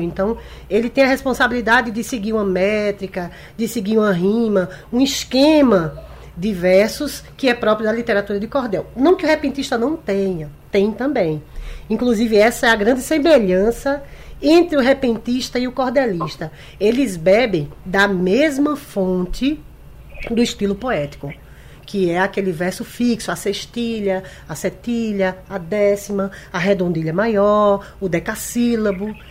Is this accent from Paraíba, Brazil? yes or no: no; Recife, Pernambuco, Brazil; Eu sou nascida e criada em Recife